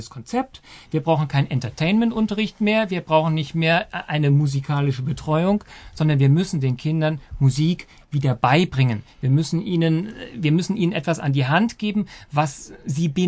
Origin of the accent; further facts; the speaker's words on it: Saarland, Germany; born there; Aber natürlich, erstens bin ich gebürtiger Saarländer, aber ähm, begeisterter Hesse.